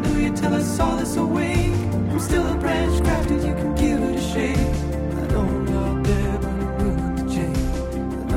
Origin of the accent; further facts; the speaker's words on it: Midwest, United States; I was born and raised in the Midwest